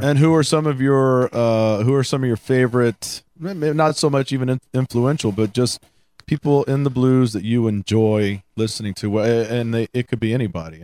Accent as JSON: {"language": "English", "town": "Houston", "region": "Texas", "country": "United States", "tie": "born or raised there", "said": "I grew up in Houston. I listened a lot of blues uh, down there"}